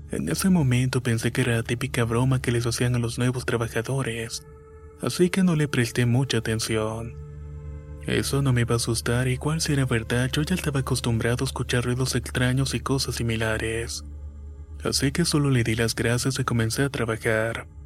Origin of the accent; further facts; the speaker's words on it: Chile; soy chileno y soy super hincha del Colo Colo.